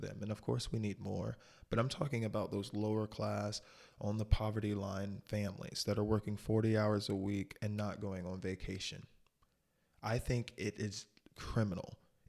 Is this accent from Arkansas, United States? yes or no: no; North Carolina, United States; born there; also born or lived in Michigan / Florida / Ohio / Texas; And I was born in North Carolina, but I have no recollection of ever living in North Carolina. And then I know I lived in Michigan a while. I lived in Florida for a good 6-7 years.